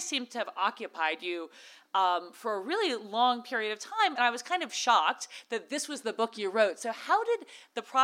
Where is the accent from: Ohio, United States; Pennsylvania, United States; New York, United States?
New York, United States; New York City; I am not from Los Angeles. I am from Brooklyn.